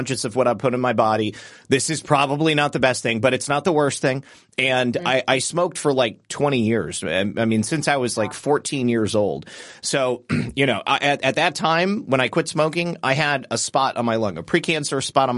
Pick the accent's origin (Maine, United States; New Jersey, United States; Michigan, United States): Michigan, United States; moved away as an adult; now in Florida, United States; I'm from Michigan